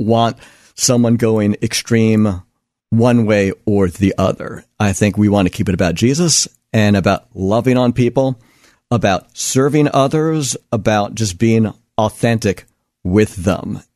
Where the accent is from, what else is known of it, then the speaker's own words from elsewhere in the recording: United States; as an American